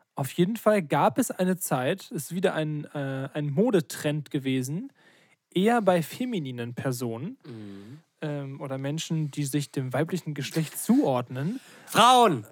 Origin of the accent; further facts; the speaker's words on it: Ruppersdorf, Germany; moved away; Richtung meine alte Heimat gehen, also Ruppersdorf